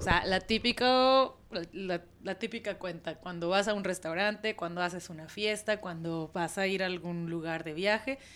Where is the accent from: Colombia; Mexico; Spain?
Mexico; de México